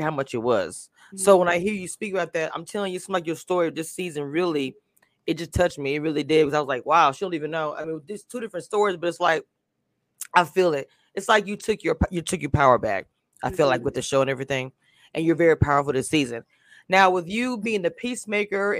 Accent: Louisiana, United States; that whole street reminded me of my hometown. I'm from a small town in Louisiana

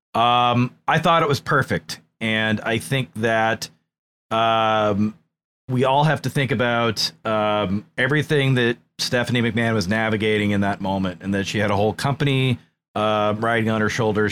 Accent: New England, United States; I'm from New England

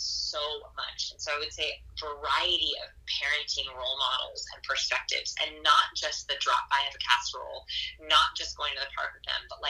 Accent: Los Angeles, California, United States; also born or lived in Portland, Oregon; now in Austin, United States; I'm from Los Angeles, California, and then we used to live in Portland

